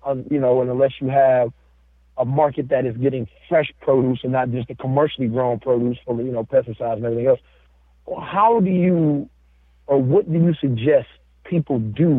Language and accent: English; Detroit, Michigan, United States; I'm born and raised in Detroit, still in Detroit